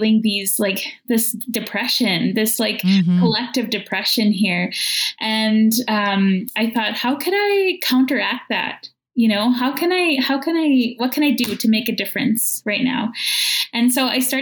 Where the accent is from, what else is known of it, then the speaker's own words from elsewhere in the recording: Opaskwayak Cree Nation, northern Manitoba, Canada; now in Winnipeg, Canada; I'm from Apaskwayak Cree Nation in northern Manitoba, but currently I'm a guest on Treaty One